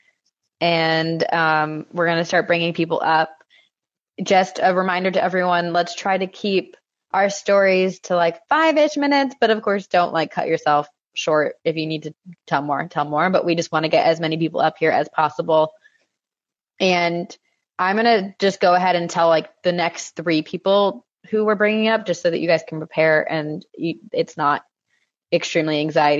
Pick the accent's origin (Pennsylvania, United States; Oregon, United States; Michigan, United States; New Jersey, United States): New Jersey, United States; the house that we grew up in Jersey